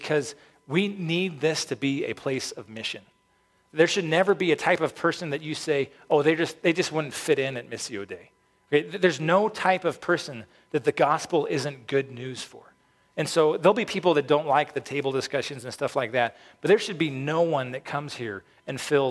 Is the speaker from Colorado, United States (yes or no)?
yes; Peyton, Colorado, United States; when I was growing up in Peyton, Falcon didn't exist